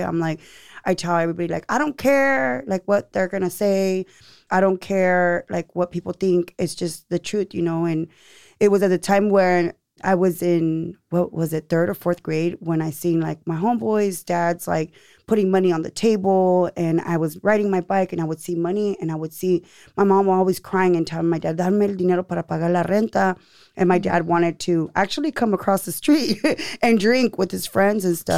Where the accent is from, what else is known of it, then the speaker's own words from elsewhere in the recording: Seaside, California, United States; also born or lived in Monterey; now in Salinas, United States; I'm from Seaside. Yes. But I live here in Salinas now